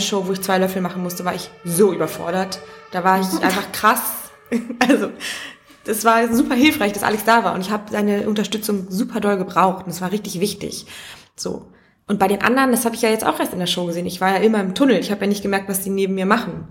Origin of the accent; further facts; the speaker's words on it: Mecklenburg-Vorpommern, Germany; ich komme aus einem kleinen Dorf in Mecklenburg